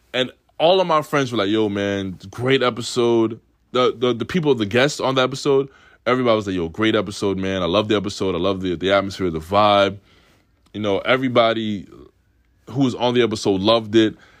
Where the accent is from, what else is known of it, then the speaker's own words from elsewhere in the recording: New York City, New York, United States; also born or lived in Oswego; I come from Queens where everybody's with everybody